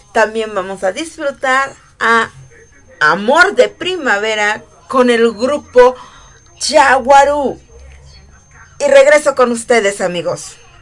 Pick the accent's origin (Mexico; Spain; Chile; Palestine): Mexico; Morelos; con mis raíces, el estado de Morelos